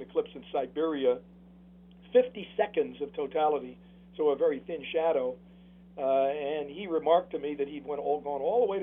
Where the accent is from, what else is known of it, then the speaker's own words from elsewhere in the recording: New Haven, Connecticut, United States; New Haven's my hometown